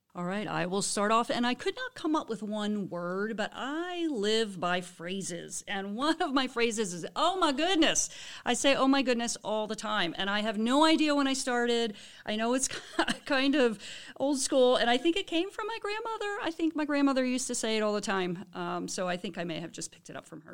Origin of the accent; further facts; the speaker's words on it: Baltimore area, Maryland, United States; also born or lived in New Orleans; now in High Point, United States; I am from the Baltimore area